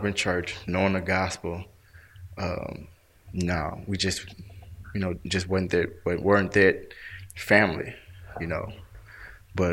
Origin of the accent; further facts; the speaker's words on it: Memphis, Tennessee, United States; from Memphis. Born and raised in Memphis. North Memphis, Evergreen